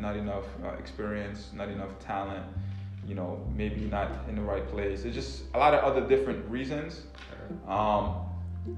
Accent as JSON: {"language": "English", "area": "Long Island", "region": "New York", "country": "United States", "tie": "born or raised there", "also_born_or_lived": "Washington, D.C.", "moved": "as an adult", "said": "I'm Haitian. I grew up in New York."}